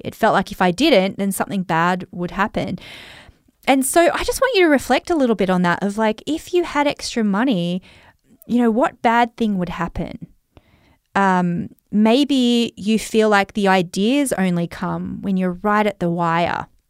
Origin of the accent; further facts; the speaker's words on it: Australia; accent: Australian; I've got such an Australian accent